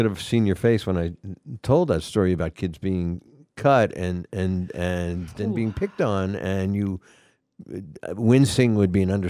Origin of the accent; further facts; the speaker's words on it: Atlanta, Georgia, United States; moved away; I'm from Atlanta, Georgia, and I played baseball and I wrestled.